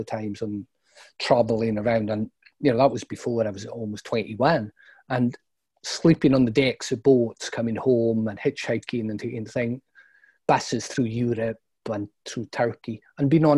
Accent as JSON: {"language": "English", "town": "Brora", "region": "Scotland", "country": "United Kingdom", "said": "Brora in the Highlands"}